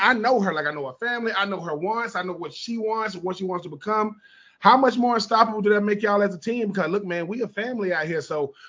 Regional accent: Hoover, Alabama, United States; Listen, man, I'm from Hoover, Alabama. People think of Hoover, Alabama. They ain't thinking ladies volleyball.

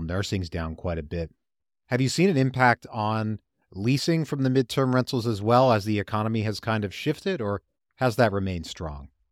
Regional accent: Richmond, Virginia, United States; my hometown of Richmond, Virginia

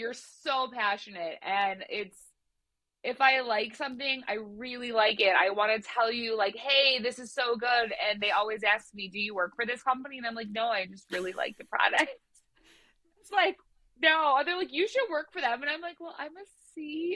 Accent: Chicago, Illinois, United States; also born or lived in Highland Park, Illinois; I grew up like in Edgewater down the street from Sun High School

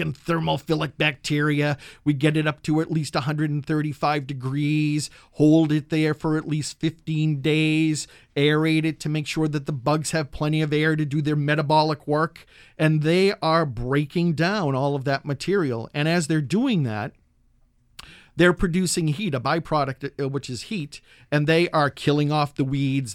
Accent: New England, United States; now in Berkeley, United States; I'm from New England, and my backyard used to be the cranberry bogs and the red maple swamps

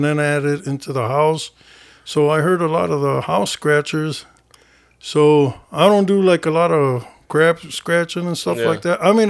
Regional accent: Rockford, Illinois, United States; I grew up on the Southside.

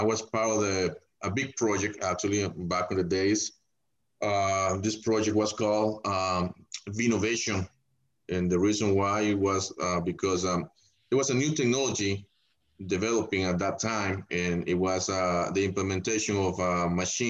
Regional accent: El Salvador; also born or lived in Los Angeles, United States; now in Sonoma, United States; I grew up in El Salvador.

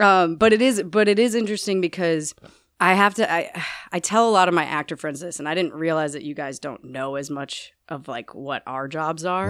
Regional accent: Naperville, Illinois, United States; when I was seven years old, I was living in Naperville, Illinois

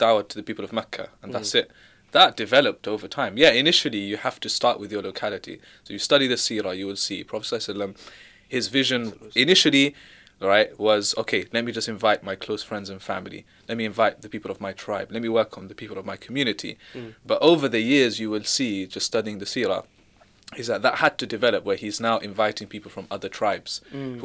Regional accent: London, United Kingdom; I'm from London

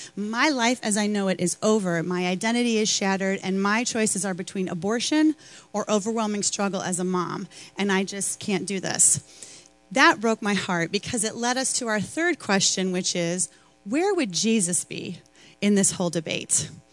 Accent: Chicago, Illinois, United States; I'm from Chicago

